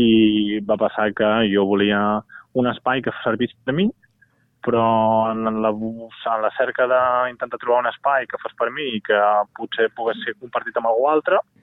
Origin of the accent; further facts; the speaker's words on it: Barcelona, Catalonia, Spain; jo sóc de Gràcia de sempre